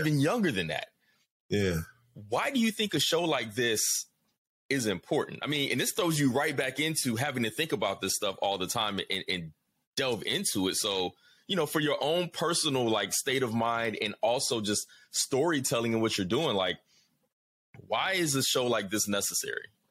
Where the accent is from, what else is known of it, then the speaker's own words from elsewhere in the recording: Atlanta, Georgia, United States; I'm from down south, you know, Atlanta's home for me.